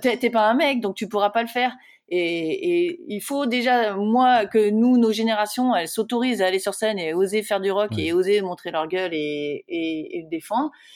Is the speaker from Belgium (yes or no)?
no; France; je suis française